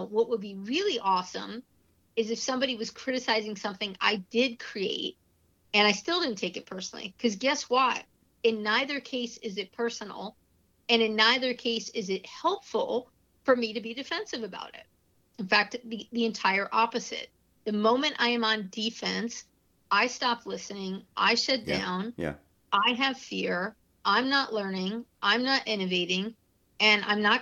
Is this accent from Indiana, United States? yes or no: no; New York, United States; I'm from New York